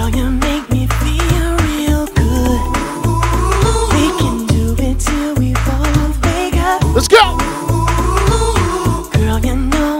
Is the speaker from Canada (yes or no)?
yes; Montreal, Quebec, Canada; I'm from Montreal. Je viens de Montréal